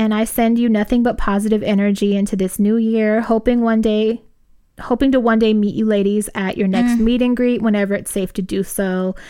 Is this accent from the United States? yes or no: yes; Los Angeles, California, United States; We grew up in South Central L.A. and were out on the streets really... really doing the most when we were like 13 years old.